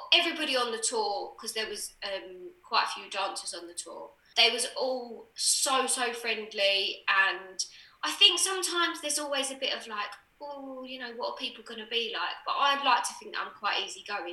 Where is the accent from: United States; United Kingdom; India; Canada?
United Kingdom; Essex, East of England; I was from Essex.